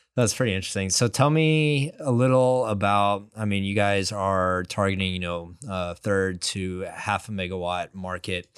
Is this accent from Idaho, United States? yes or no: no; West Texas, United States; I grew up in West Texas, and It is flat desert.